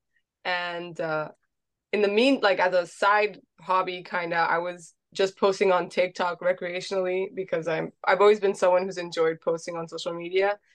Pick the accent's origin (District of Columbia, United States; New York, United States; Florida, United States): Florida, United States; Miami; I was born and raised in Miami